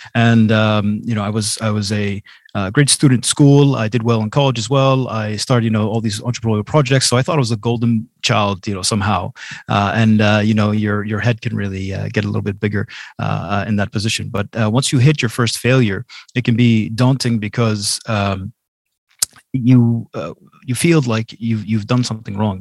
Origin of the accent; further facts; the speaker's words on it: Boston, Massachusetts, United States; now in Jordan; I was born and raised in Boston, Massachusetts.